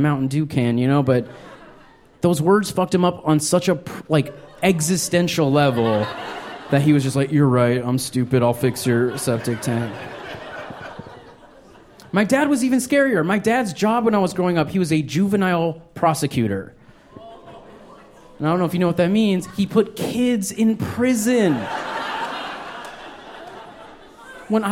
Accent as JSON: {"language": "English", "town": "Albuquerque", "region": "New Mexico", "country": "United States", "tie": "born or raised there", "said": "I grew up in New Mexico. I was born in Albuquerque."}